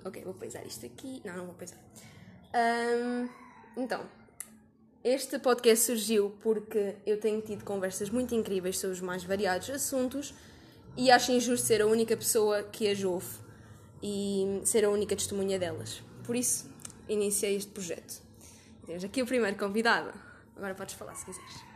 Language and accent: Portuguese; Portugal; moved away as an adult; now in Guinea-Bissau; eu sou portuguesa